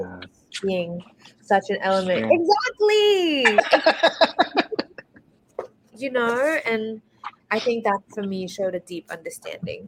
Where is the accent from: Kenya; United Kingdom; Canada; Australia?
Australia; moved away as an adult; now in United States; growing up in Australia